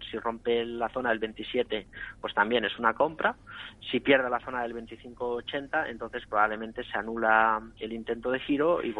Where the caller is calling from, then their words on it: Madrid, Community of Madrid, Spain; Buenas tardes, soy … de Madrid.